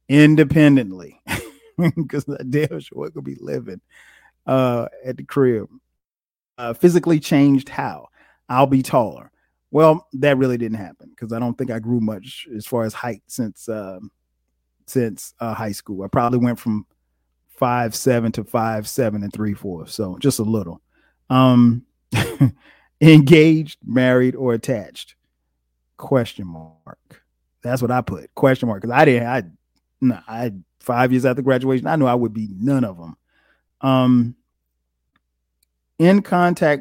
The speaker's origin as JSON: {"language": "English", "town": "Florence", "region": "South Carolina", "country": "United States", "tie": "born or raised there", "also_born_or_lived": "Newark, New Jersey", "moved": "as an adult", "lives_now": "Atlanta, United States", "said": "My parents moved when I was 3 to Florence, South Carolina, and that's where I grew up."}